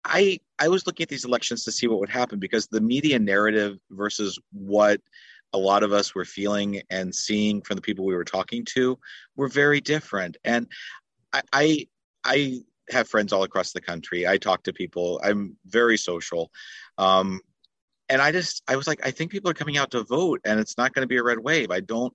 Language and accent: English; Georgia, United States; I grew up in Georgia when Herschel Walker was the closest thing to mm-hmm. royalty in the South.